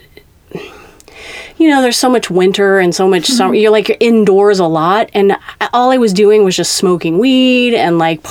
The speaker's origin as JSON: {"language": "English", "town": "Kansas City", "region": "Missouri", "country": "United States", "tie": "born or raised there", "also_born_or_lived": "West Coast", "moved": "as an adult", "said": "I am from Kansas City, Missouri, originally"}